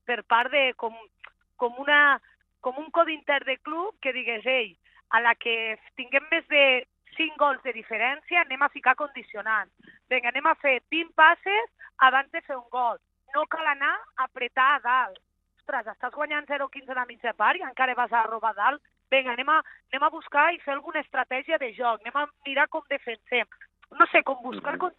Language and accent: Catalan; Linyola, Catalonia, Spain; jo sóc de Linyola